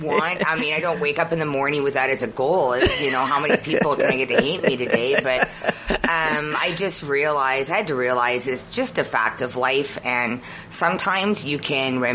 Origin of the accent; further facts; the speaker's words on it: Canada; I'm just a Canadian